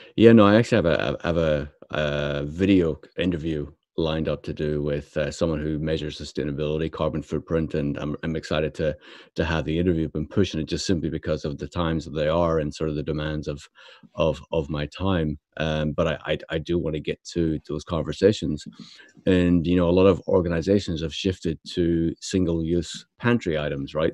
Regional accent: Belfast, Northern Ireland, United Kingdom; me being brought up in Belfast

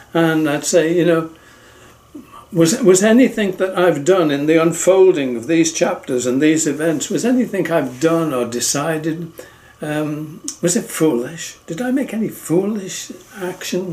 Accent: England, United Kingdom; I'm from England

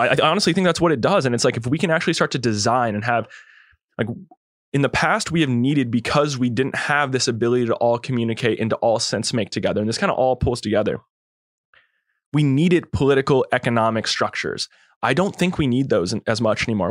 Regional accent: California, United States; also born or lived in Kauai, Hawaii; growing up in the Lake Tahoe area

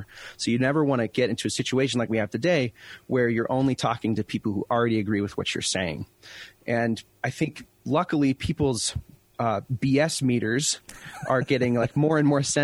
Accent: Colville, Washington, United States; moved away as an adult; also born or lived in Detroit; my hometown, Colville, Washington

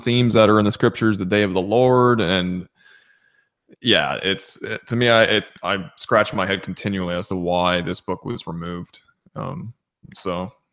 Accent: Southern Ontario, Canada; now in Nova Scotia, Canada; I was born and raised in Southern Ontario.

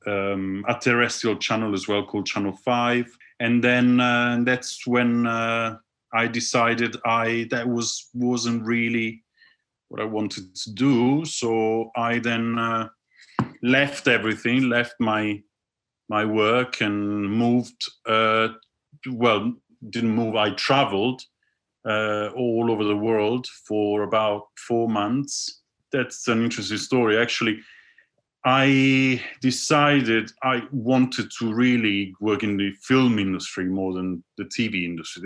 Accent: Milan, Lombardy, Italy; moved away as an adult; now in London, United Kingdom; I was born in Milan.

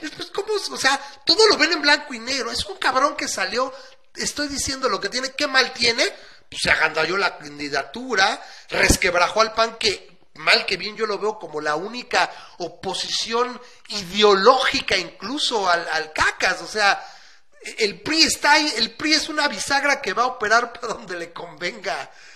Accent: Mexico; nosotros los mexicanos

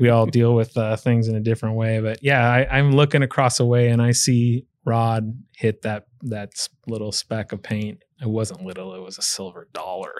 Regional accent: Pleasanton, California, United States; moved away; my hometown, um, when I lived in California is Pleasanton, California

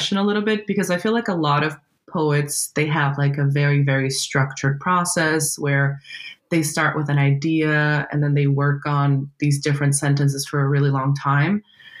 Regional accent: Brazil; English is a second language; now in California, United States; I'm Brazilian and that my native language is actually a different language

